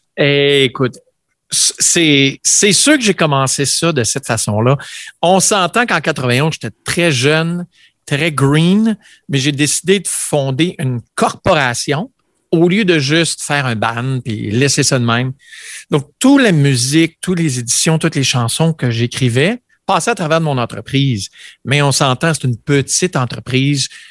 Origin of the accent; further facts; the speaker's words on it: Vanier, Ontario, Canada; j'ai grandi à Vanier, Ontario